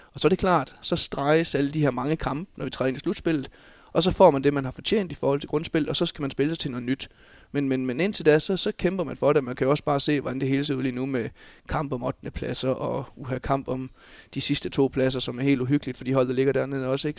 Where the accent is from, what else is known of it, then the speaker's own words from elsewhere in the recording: Bjerringbro, Central Denmark Region, Denmark; Jeg er jo oprindelig Bjerringbro-dreng, og har trådt mine ungdomsår i hjemme i Bjergbro FH